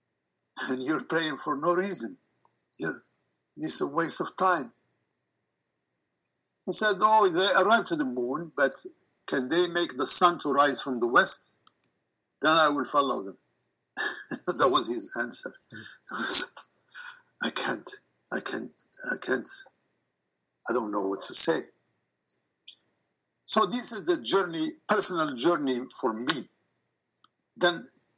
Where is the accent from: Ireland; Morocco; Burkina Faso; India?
Morocco; moved away; my background growing in Morocco